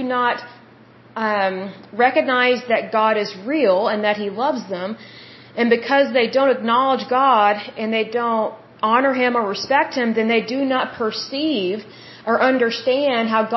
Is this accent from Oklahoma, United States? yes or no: yes; Oklahoma, United States; I'm from Oklahoma, and here in Oklahoma